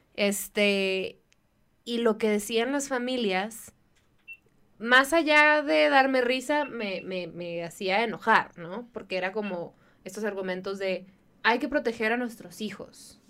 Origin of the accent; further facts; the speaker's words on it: Baja California, Mexico; moved away; en Baja California, de donde yo soy